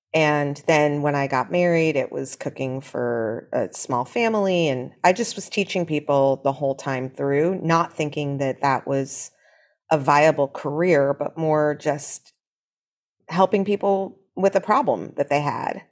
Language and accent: English; New York City, New York, United States; I grew up here, and shockingly to a lot of people, my mother grew up here too